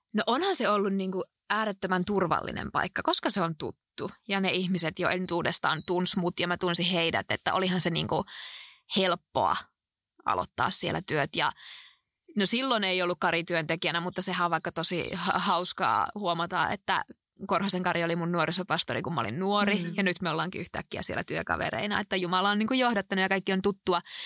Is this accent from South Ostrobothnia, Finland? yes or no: yes; Alajärvi, South Ostrobothnia, Finland; moved away; also born or lived in Oulu; mä oon kotoisin tuolta Etelä-Pohjanmaalta, Alajärveltä ja siellä on ollut kaikin puolin ihmisen hyvä kasvaa